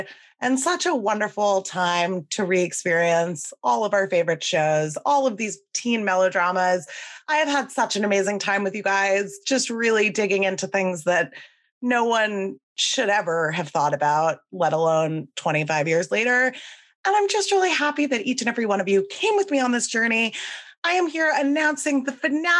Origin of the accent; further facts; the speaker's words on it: New York, United States; I'm from New York